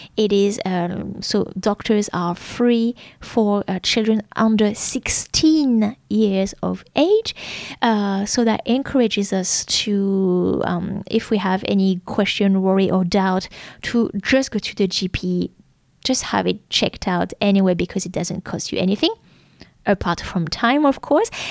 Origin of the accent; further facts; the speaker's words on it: France; English is a second language; moved away as an adult; now in Melbourne, Australia; a small town like my hometown is, uh, well, doctors are not open on the weekend and pharmacies are closed